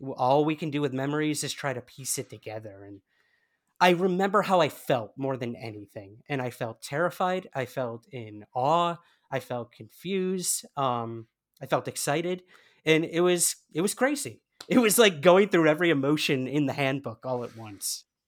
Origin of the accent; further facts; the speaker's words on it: United States; moved away as an adult; now in United Kingdom; can't tell by my accent, I am from the United States. And uh, I recently moved to the UK